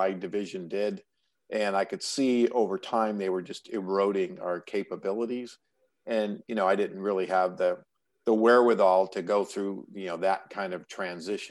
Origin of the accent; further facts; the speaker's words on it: New York, United States; now in California, United States; I live in California, but I grew up in New York